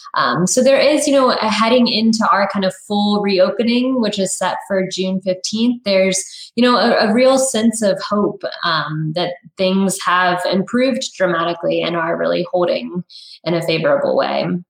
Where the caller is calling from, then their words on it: Los Angeles, California, United States; I'm calling in from Los Angeles County